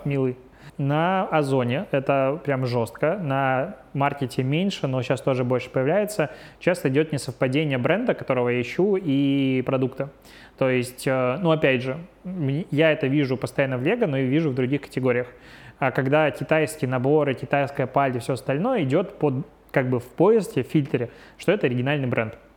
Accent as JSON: {"language": "Russian", "country": "Belarus", "moved": "yes", "lives_now": "Russia", "said": "я белорус"}